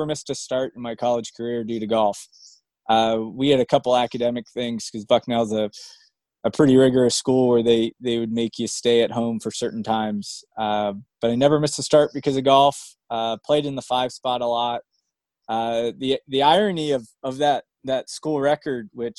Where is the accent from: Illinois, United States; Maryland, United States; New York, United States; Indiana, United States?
Maryland, United States; also born or lived in Bangor, Maine / Pittsfield, Maine / Rockland, Maine; my dad moved us down to Maryland, and that's where I went to middle school and high